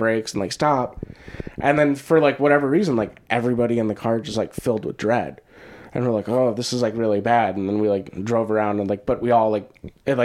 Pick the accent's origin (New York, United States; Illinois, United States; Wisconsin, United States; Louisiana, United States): Wisconsin, United States; moved away; also born or lived in Kentucky; growing up in Wisconsin.